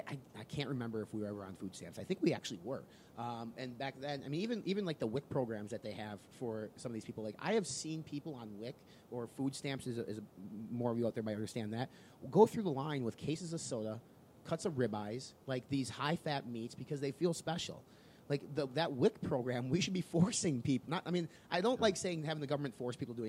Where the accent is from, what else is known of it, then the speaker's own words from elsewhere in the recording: Midwest, United States; we're from the Midwest, so you kind of had to get your ass out on the farm and do things